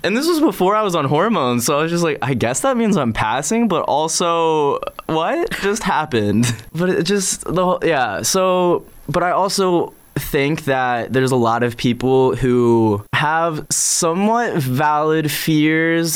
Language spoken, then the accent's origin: English; Northern Virginia, United States; now in Richmond, United States; I grew up in Northern Virginia